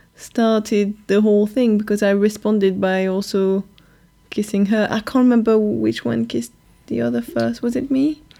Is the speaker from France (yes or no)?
yes; France; accent: French; now in London, United Kingdom